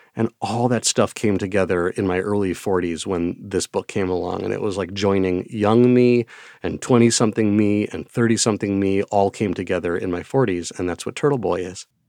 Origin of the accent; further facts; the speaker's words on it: Wisconsin, United States; accent: Midwestern; pronouncing a lot of words due to my Midwestern accent